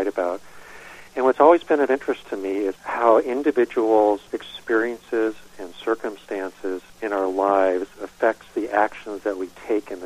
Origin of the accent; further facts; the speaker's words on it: Northern California, United States; I grew up in Northern California, small lumber community at the time